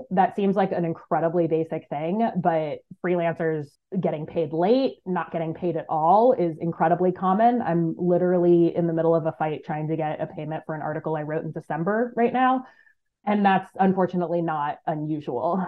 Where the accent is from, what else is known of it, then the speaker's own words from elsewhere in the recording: United States; moved away as an adult; also born or lived in East Africa; my home country of the United States